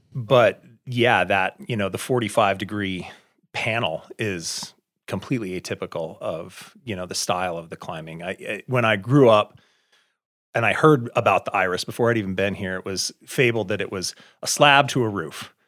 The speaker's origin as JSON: {"language": "English", "town": "Cody", "region": "Wyoming", "country": "United States", "tie": "born or raised there", "also_born_or_lived": "Lander, Wyoming / Salt Lake City, Utah", "said": "I grew up in Cody, north of here, and spent a lot of my youth in Lander"}